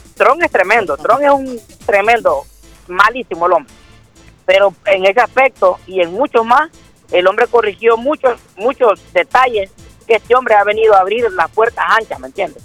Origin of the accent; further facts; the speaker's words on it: El Salvador; moved away; yo soy del Salvador